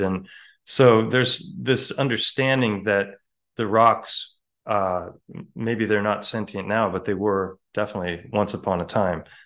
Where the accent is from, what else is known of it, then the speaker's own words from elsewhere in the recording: Ojai, California, United States; Ojai, my hometown, which is close to Santa Barbara